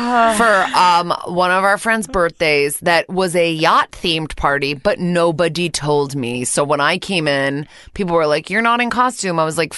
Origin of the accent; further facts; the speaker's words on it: Connecticut, United States; I'm fucking from Connecticut.